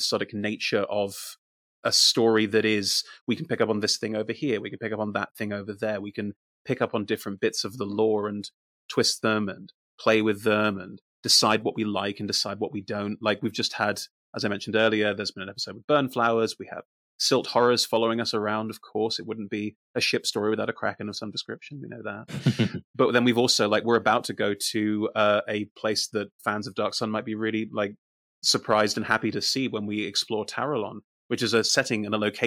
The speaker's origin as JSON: {"language": "English", "country": "Germany", "tie": "born or raised there", "also_born_or_lived": "United Kingdom", "moved": "yes", "said": "I grew up in Germany. I'm mostly German"}